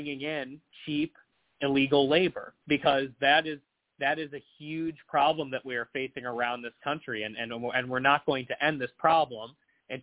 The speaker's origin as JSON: {"language": "English", "town": "Cleveland", "region": "Ohio", "country": "United States", "tie": "born or raised there", "said": "growing up in Northeast Ohio or around Greater Cleveland"}